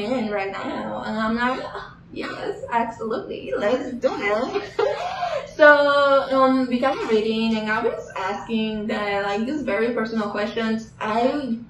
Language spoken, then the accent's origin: English; Dominican Republic; now in North Carolina, United States; I was born and raised in Dominican Republic.